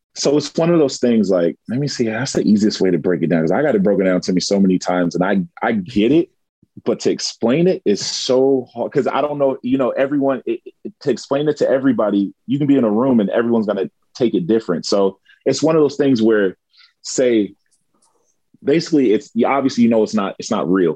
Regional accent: California, United States; now in Japan; growing up in California

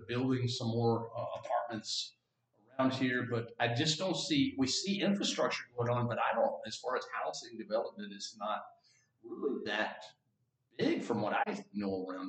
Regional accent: Texas, United States; I'm from Texas.

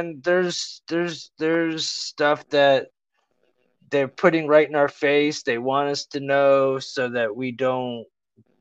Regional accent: Cleveland, Ohio, United States; I'm from Ohio. I'm from Cleveland, but I'm in Ohio

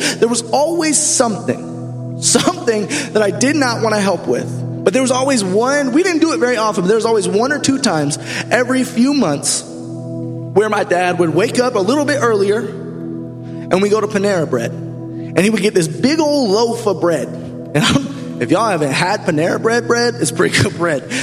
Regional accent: Tampa, Florida, United States; moved away; I'm from Tampa, Florida

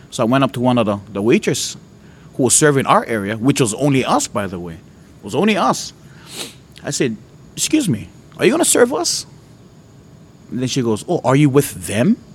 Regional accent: Hawaii, United States; when you're born and raised in Hawaii, there's this hatred you you kind of almost inherit

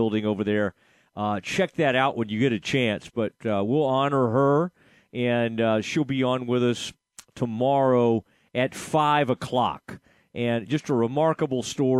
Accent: Kaufman County, Texas, United States; I was from Kaufman County

